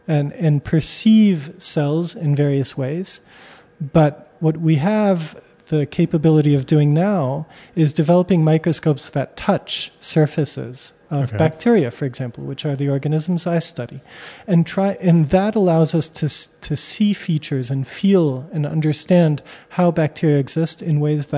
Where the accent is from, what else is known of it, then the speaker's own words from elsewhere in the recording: United States; So I come from the United States, but I'm French Armenian.